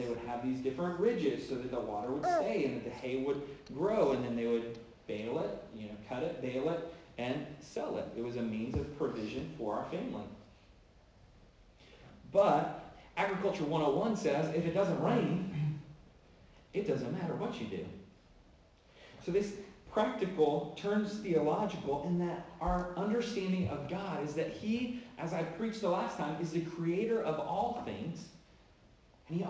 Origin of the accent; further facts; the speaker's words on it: Oklahoma, United States; I'm from Oklahoma